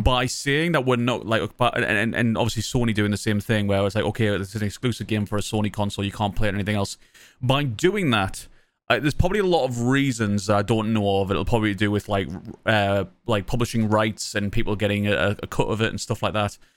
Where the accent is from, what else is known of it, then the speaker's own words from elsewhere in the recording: Sunderland, North East England, United Kingdom; accent: Mackem; I'm from Sunderland, So I'm a Mac'em.